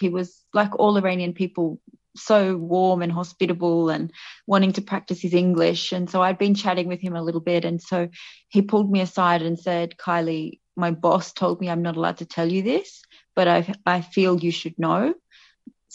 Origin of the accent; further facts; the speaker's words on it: Australia; also born or lived in United Kingdom / Melbourne, Australia; I was born in Australia, but I have a British passport as well from ancestry. My father's British, and grew up a pretty regular Australian childhood